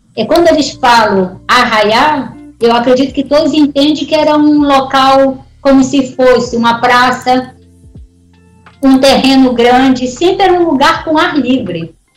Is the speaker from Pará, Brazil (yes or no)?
yes; Pará, Brazil; moved away; Eu não vim do Nordeste, eu vim do Norte